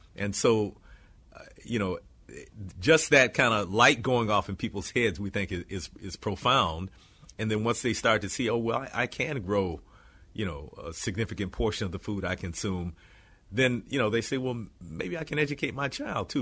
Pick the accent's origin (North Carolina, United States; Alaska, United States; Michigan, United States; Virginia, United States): Michigan, United States; Detroit; growing up in Detroit in kind of this post-rebellion period